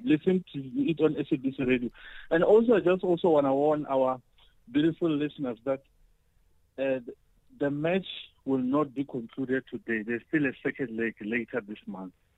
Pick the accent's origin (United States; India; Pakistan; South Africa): South Africa; as South African runners